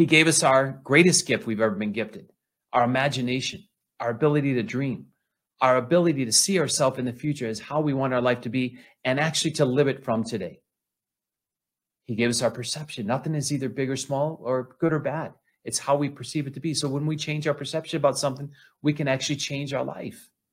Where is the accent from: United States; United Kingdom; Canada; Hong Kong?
United States; Flint, Michigan; I grew up in Flint, Michigan.